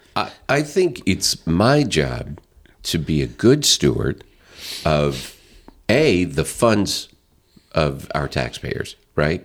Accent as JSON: {"language": "English", "region": "Northwest Arkansas", "country": "United States", "moved": "yes", "lives_now": "St. Charles County, United States", "said": "I'm from Northwest Arkansas. I love Northwest"}